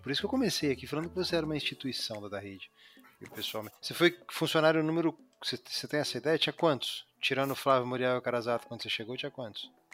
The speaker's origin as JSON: {"language": "Portuguese", "town": "Lins", "region": "São Paulo", "country": "Brazil", "tie": "born or raised there", "also_born_or_lived": "East Zone, São Paulo", "moved": "yes", "said": "Eu vim do interior de São Paulo. Meu pai era marceneiro"}